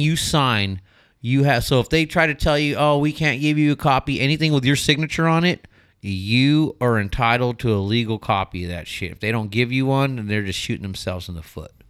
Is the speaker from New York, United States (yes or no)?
no; Mira Loma, California, United States; I grew up in the Inland Empire. I grew up in Miraloma.